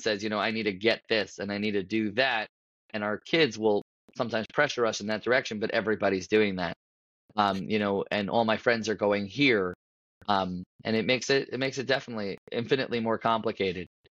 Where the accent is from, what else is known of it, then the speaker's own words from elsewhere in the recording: Paramus, New Jersey, United States; also born or lived in Washington Heights, New York; I grew up in Paramus, New Jersey